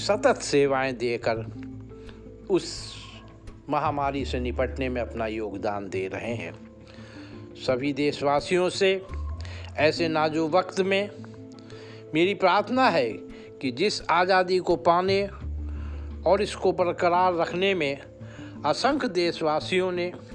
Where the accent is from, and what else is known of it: India